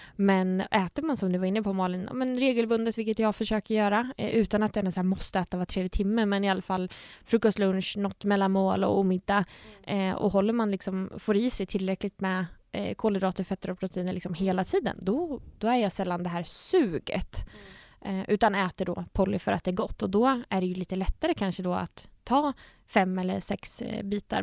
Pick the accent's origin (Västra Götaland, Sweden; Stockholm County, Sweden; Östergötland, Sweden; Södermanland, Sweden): Södermanland, Sweden; Nyköping; moved away as an adult; now in Gothenburg, Sweden; jag fick jobb hemma i Nyköping på sjukhuset då som dietist